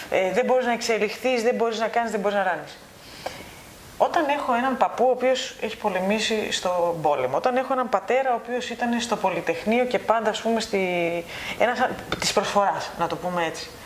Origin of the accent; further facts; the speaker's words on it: Greece; moved away as an adult; Εγώ έφυγα από την Ελλάδα τυχαία πριν έρθει η κρίση. Αυτό που ονομάζουμε κρίση, εντάξει. Και πραγματικά έφυγα τυχαία. Εγώ έφυγα να σπουδάσω.